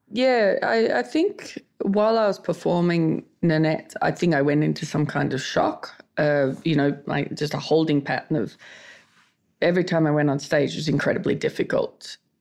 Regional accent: Australia; I'm Australian.

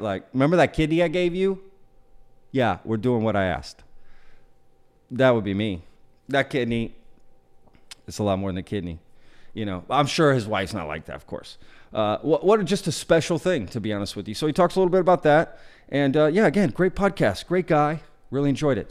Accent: Dallas, Texas, United States; I went to high school in Texas too. I'm from the Dallas area

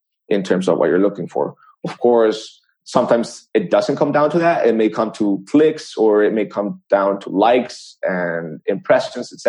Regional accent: El Salvador; I was born in El Salvador

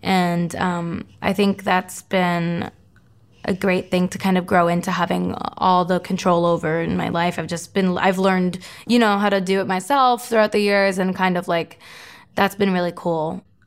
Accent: Florida, United States; my hometown, Florida's hockey team

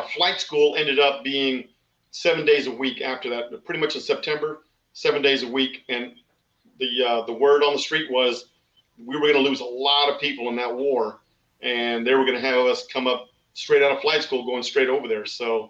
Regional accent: Houston, Texas, United States; I grew up here in Houston, Texas

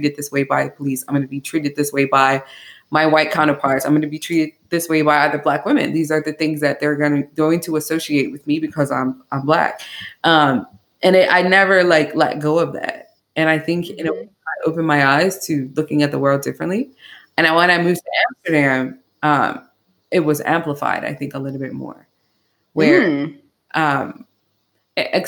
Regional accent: Bermuda; moved away; also born or lived in Atlanta / Canada / Netherlands; I grew up in Bermuda, which is, it's an island in the Atlantic

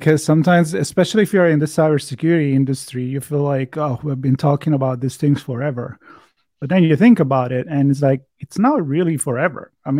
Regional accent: Florence, Tuscany, Italy; now in United States; me, even if I've been living in the U.S. for such a long time, I'm from Florence, Italy, European, and when I go over there

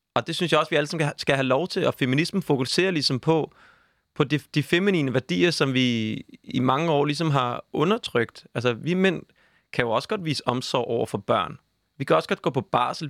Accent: Copenhagen, Capital Region of Denmark, Denmark; jeg er 29 år, jeg er fra København

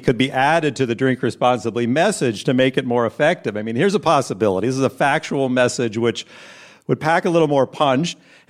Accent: Indiana, United States; now in Brooklyn, United States; I'm originally from Indiana, and I now reside in Brooklyn

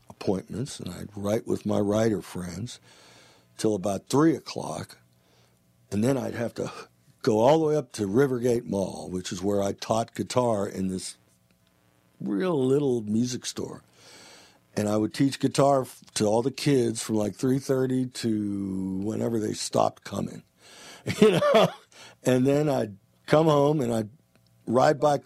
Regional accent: Youngstown, Ohio, United States; moved away as an adult; I'm this guy from Youngstown, Ohio

